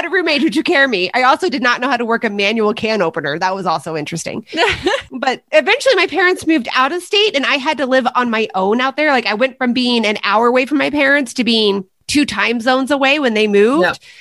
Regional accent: Midwest, United States; growing up in the Midwest

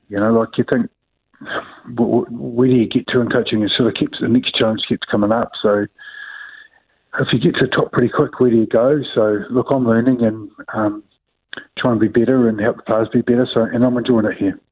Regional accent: New Zealand; I'm a New Zealander

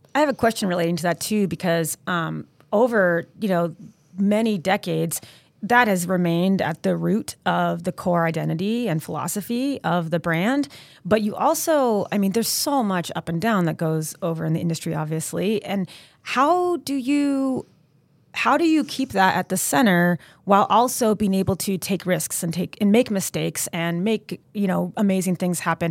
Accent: Maine, United States; moved away as an adult; also born or lived in Burlington, Vermont; I'm from Maine

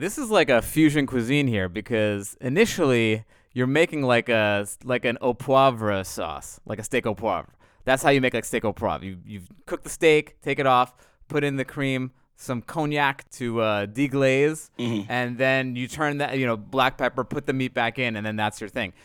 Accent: New York, United States; moved away; I'm from New York

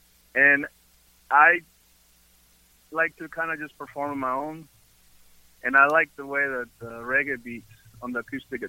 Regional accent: Peru; He knew I was from Peru, so I became that brown guy.

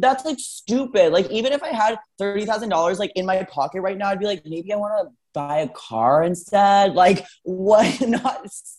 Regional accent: Arizona, United States; we're from Arizona.

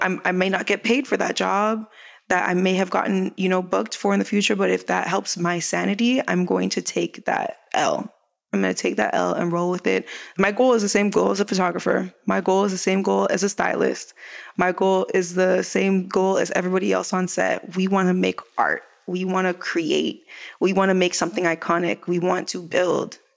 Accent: Canada; moved away as an adult; also born or lived in Jamaica; now in Los Angeles, United States

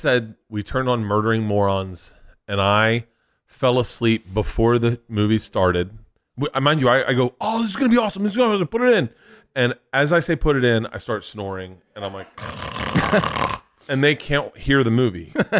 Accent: Florida, United States; But it's still in my head. Growing up in Florida, you did not do drugs.

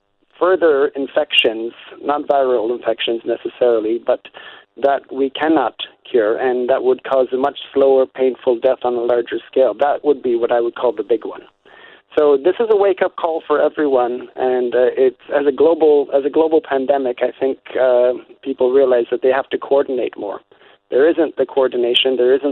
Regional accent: Niagara Peninsula, Ontario, Canada; moved away as an adult; also born or lived in Manitoba; now in Belgium; I grew up in the Niagara Peninsula

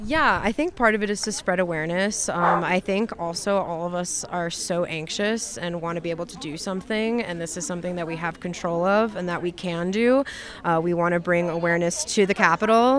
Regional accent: Chicago, Illinois, United States; now in Denver, United States; I'm originally from Chicago, where there is a huge Ukrainian community

